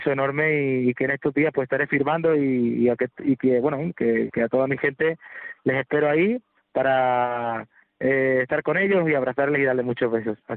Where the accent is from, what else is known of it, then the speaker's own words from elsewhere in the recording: Córdoba, Andalusia, Spain; La verdad que estoy muy contento del recibimiento de, mi tierra, de mi gente. Eh, de aquí le mando un abrazo y un beso enorme a todas las personas que estuvieron conmigo, a toda Córdoba.